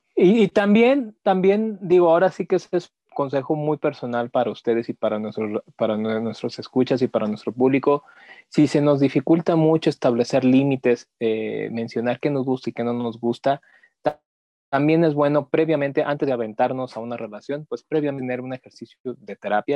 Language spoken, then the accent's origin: Spanish; Mexico; como mexicanos